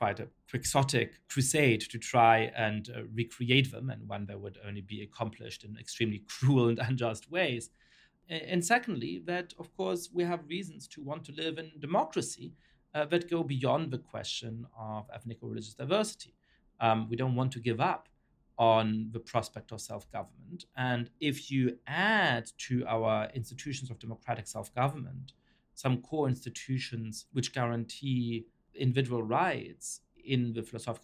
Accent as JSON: {"language": "English", "country": "Germany", "tie": "born or raised there", "also_born_or_lived": "Poland / Italy / France / United Kingdom", "moved": "yes", "lives_now": "United States", "said": "I was raised in Germany"}